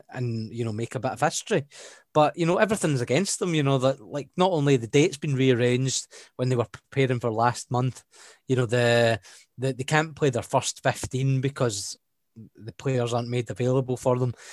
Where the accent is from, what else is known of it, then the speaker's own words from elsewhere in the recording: Scotland, United Kingdom; guess as a Scotsman, that hurts me because you know it's almost like they forget that Scotland's playing.